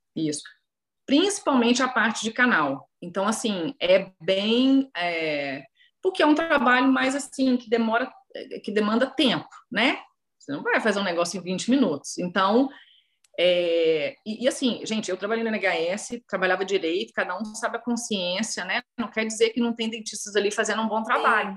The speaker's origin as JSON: {"language": "Portuguese", "town": "Belo Horizonte", "region": "Minas Gerais", "country": "Brazil", "moved": "as an adult", "lives_now": "London, United Kingdom", "said": "Eu sou de Belo Horizonte"}